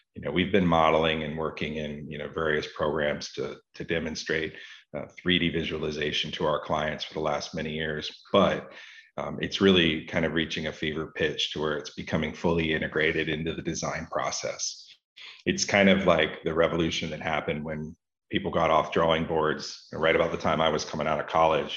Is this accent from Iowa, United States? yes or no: no; Florida, United States; I grew up here in Florida, in the southeastern part of the United States